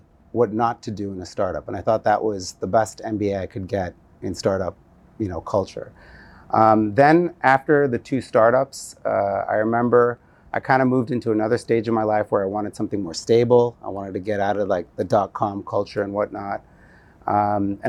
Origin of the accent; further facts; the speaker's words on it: United States; moved away; also born or lived in New Jersey / Chicago; I grew up in the United States. My parents immigrated from India in like the 60s. And growing up in New Jersey and Chicago